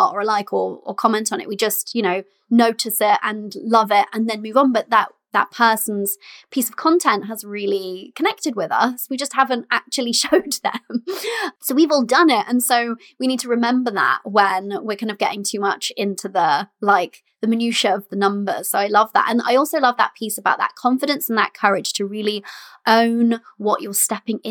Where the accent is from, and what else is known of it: United Kingdom